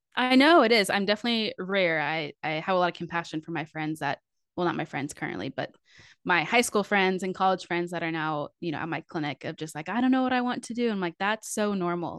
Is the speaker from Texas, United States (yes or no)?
yes; Fort Worth, Texas, United States; I grew up in Fort Worth, Texas